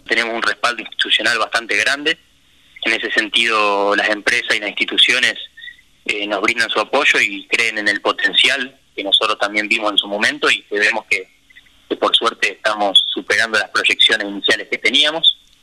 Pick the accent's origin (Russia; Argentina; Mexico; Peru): Argentina; Rosario, Santa Fe; Nosotros somos los dos rosarinos.